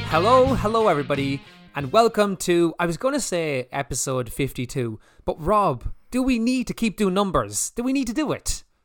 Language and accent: English; Ireland; we're Irish